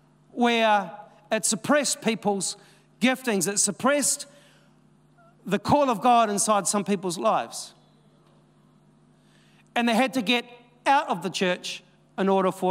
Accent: Dannevirke, Manawatū-Whanganui, New Zealand; We came from Dannevirke. And people are like, Dannevirke, where's that? Is that somewhere near Wellington?

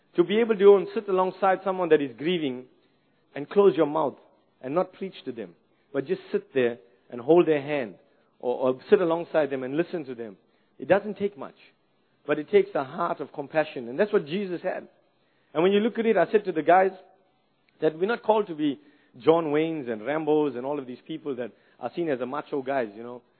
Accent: South Africa; moved away as an adult; now in New Zealand; I grew up in South Africa

